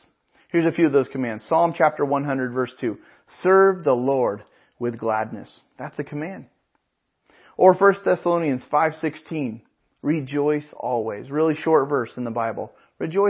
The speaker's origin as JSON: {"language": "English", "town": "Pismo Beach", "region": "California", "country": "United States", "tie": "born or raised there", "said": "I grew up in Pismo Beach and up in the Central Coast, and our home growing up was about a mile from the ocean"}